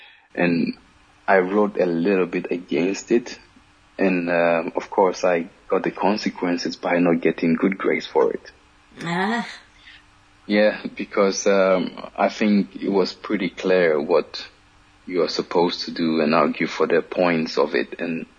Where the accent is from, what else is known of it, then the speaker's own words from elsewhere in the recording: Cyprus; I think when I was young and growing up in Cyprus, I used to hear a lot of stories about it and so on.